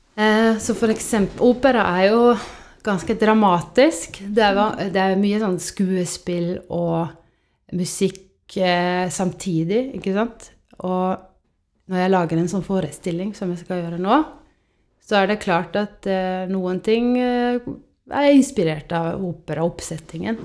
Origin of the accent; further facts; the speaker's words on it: Estonia; now in Norway; jeg er oppvokst i Estland